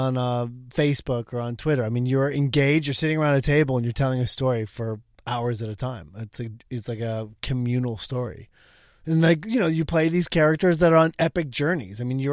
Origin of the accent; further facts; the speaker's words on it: Brighton, Michigan, United States; also born or lived in Orange County, California; I grew up outside of Detroit, a little town called Brighton. And then Orange County.